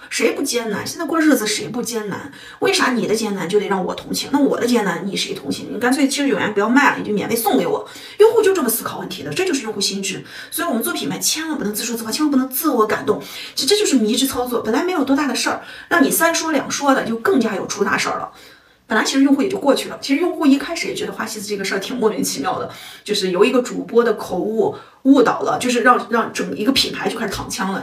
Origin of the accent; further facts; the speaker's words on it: northern China, China; 我们北方人啊，我们西北人、东北人